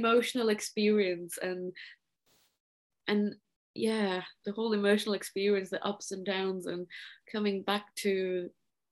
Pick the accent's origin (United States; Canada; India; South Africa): India; Maharashtra; first language Marathi; English is a second language; moved away; I come from the state of Maharashtra originally, and the community, like my mother tongue is Marathi